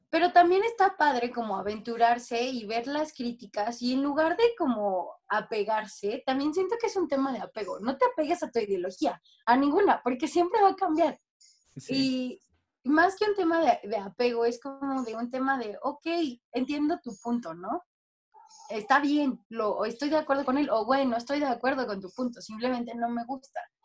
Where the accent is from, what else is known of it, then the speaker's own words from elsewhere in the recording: Mexico; soy mexicana